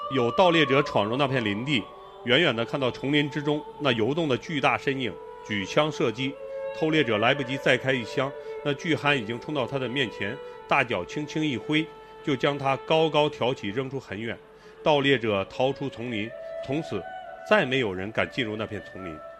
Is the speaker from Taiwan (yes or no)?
no; Hulunbuir, Inner Mongolia, China; 我从呼伦贝尔飞过来的